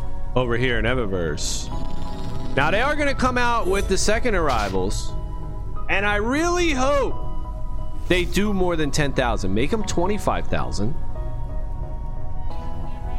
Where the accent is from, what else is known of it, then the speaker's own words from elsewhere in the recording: Philadelphia, Pennsylvania, United States; I'm from Philly. I'm on the other side. We from Philly out here.